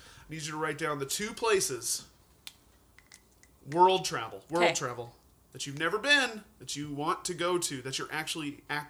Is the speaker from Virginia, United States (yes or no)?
no; Helena, Montana, United States; now in Missoula, United States; I grew up in Helena, and there is, like, three lakes right there. Hauser, Helena, and Canyon Ferry.